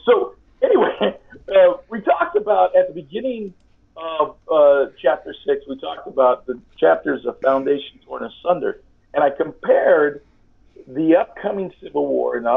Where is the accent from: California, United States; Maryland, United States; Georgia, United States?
California, United States; I'm from California, and I'm Hispanic